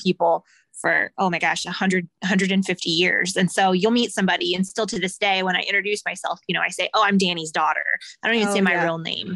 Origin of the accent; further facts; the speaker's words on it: Western Illinois, United States; moved away as an adult; also born or lived in Central Missouri; I grew up in Western Illinois, went to college in Central Missouri